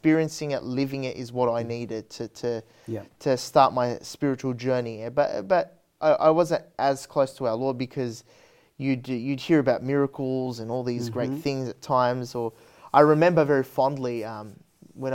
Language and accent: English; Parramatta, New South Wales, Australia; I grew up in Parramatta, North Parramatta